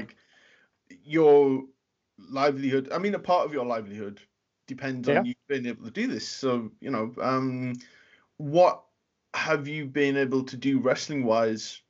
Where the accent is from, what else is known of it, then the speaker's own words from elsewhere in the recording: United Kingdom; in the UK, we only had like four channels at the time, you know, before Sky and everything